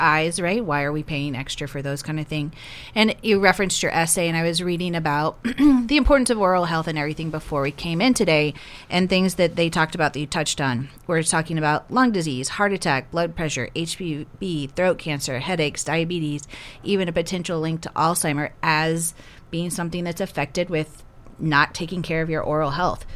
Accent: the South, United States; moved away as an adult; now in South Dakota, United States; As someone who grew up in the South

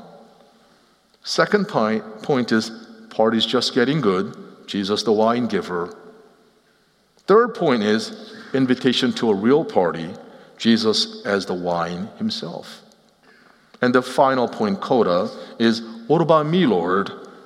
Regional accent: Cherry Hill, New Jersey, United States; moved away as an adult; also born or lived in Seoul, Korea / Nashville; I grew up in Cherry Hill, New Jersey.

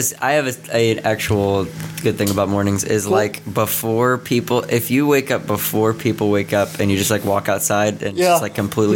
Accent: Dallas, Texas, United States; now in Missouri, United States; I'm originally from Texas, North Dallas.

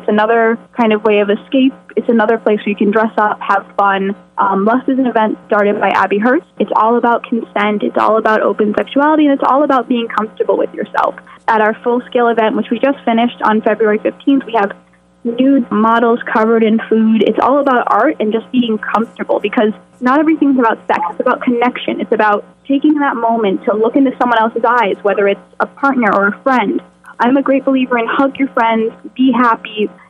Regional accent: Scotland, United Kingdom; Why is there an E? Because I'm Scottish. That is actually the Isle of Skye.

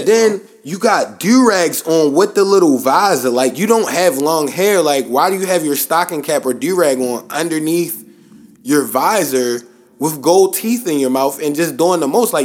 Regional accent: Baltimore, Maryland, United States; I'm from Baltimore.

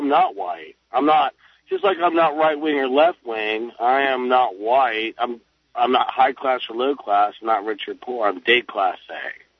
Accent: Ohio, United States; I'm from Ohio

